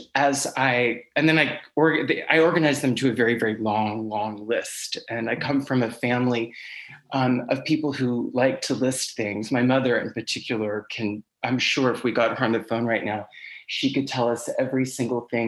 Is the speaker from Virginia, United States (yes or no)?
yes; Blue Ridge Mountains in Virginia, United States; now in New York City, United States; I grew up in the Blue Ridge Mountains in Virginia, and for the past 20 years, I've lived in New York City